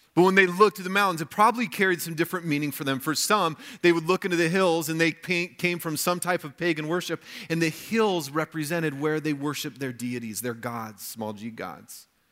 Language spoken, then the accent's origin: English; United States; as American Christians